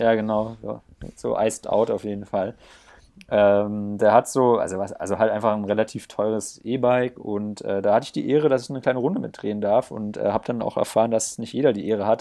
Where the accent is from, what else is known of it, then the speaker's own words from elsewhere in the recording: Black Forest area, Baden-Württemberg, Germany; now in Bayreuth, Germany; Pödi und ich kommen ja aus der Gegend von Schwarzwald